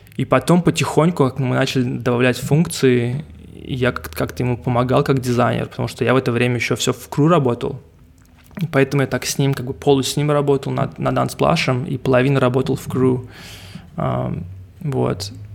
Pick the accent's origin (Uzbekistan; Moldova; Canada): Canada; Montreal, Quebec; first language English; Russian is a second language; also born or lived in Russia; родился в России и переехал ага. сюда, ко мне было там, 5 лет, что ли. Поэтому я уже здесь 25 лет живу в Канаде